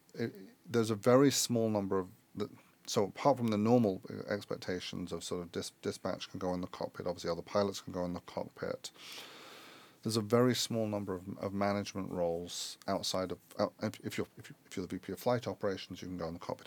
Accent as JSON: {"language": "English", "region": "London", "country": "United Kingdom", "tie": "born or raised there", "also_born_or_lived": "Chicago", "moved": "as an adult", "said": "I grew up in London."}